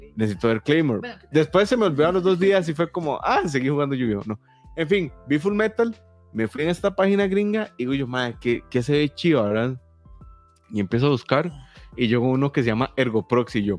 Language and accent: Spanish; Santa Ana, San José, Costa Rica; yo era de Santana